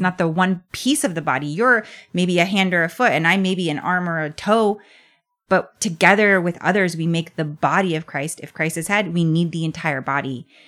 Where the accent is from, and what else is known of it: United States